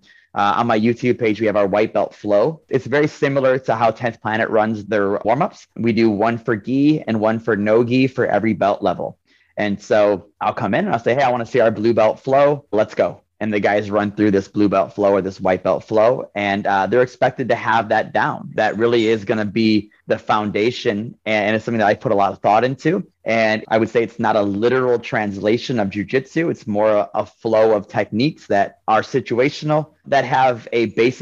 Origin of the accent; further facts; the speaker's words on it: Ohio, United States; I'm from Ohio